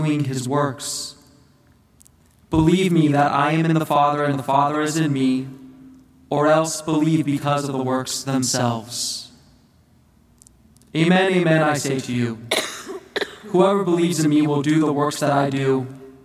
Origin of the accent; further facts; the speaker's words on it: United States; the United States, my home country